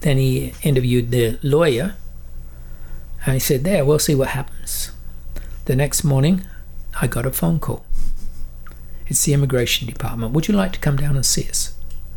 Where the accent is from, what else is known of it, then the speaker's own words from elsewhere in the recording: London, United Kingdom; moved away as an adult; also born or lived in United States / Vancouver, Canada; now in Agassiz, Canada; I grew up in England. I knew pretty well every used bookstore in Southeast London.